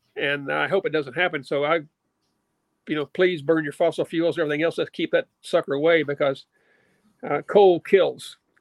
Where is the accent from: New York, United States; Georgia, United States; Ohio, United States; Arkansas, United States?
Arkansas, United States; Little Rock; I grew up in Little Rock, Arkansas.